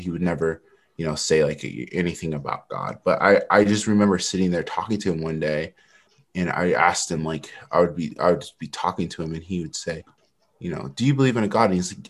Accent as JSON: {"language": "English", "region": "Utah", "country": "United States", "tie": "born there", "also_born_or_lived": "California / North Carolina", "said": "I was born in Utah, but right when I was born, I have a complicated family. So my dad at the time, he was in the military. And so we moved to California like a week after I was born."}